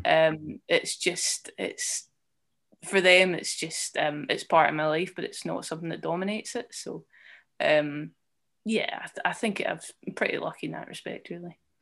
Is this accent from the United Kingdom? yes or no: yes; Edinburgh, Scotland, United Kingdom; moved away as an adult; also born or lived in Leith / Dundee; I grew up in, um, Colington, which is, um, near, quite nearby the Pentlands Hills